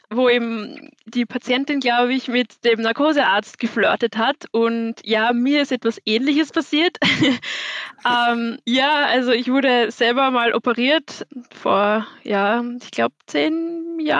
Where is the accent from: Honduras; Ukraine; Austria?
Austria; Vienna; Aber aufgewachsen und geboren bin ich in Wien.